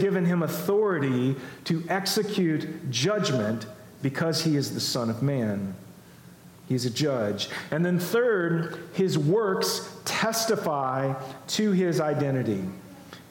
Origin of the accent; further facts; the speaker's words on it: United States; as American Christians